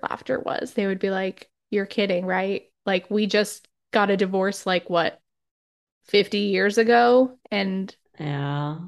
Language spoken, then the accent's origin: English; New Hampshire, United States; moved away; I grew up in New Hampshire